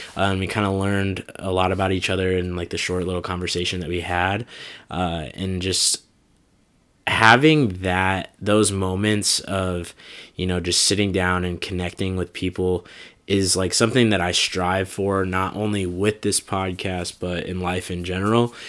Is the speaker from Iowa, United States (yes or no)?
yes; Des Moines, Iowa, United States; moved away; coming back to my hometown of Des Moines